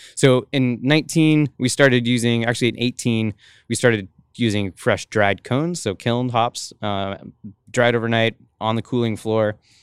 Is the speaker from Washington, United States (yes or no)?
yes; Washington, United States; moved away; also born or lived in Colorado; I'm from Washington